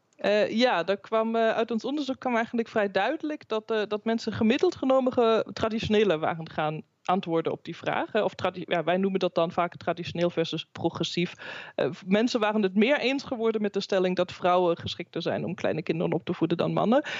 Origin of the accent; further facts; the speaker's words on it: Germany; now in Netherlands; mijn eigen, mijn geboorteland Duitsland